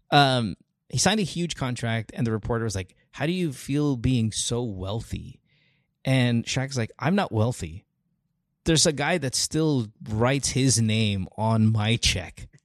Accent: Central Luzon, Philippines; I am from Bulacan. Bulacan. I grew, I grew yes. up in Bulacan.

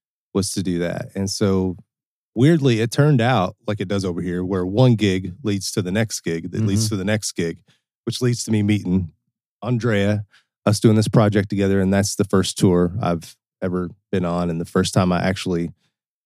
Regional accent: Cincinnati, Ohio, United States; also born or lived in Kentucky / Milan, Italy; Venga da Cincinnati, Ohio. I'm from Cincinnati, Ohio.

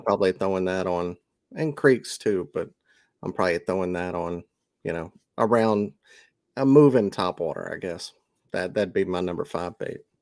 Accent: Mississippi, United States

